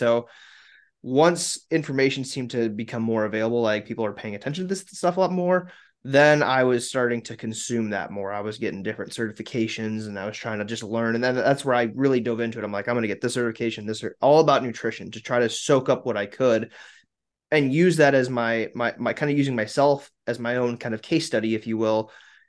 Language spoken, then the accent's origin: English; South Dakota, United States; I'm from South Dakota.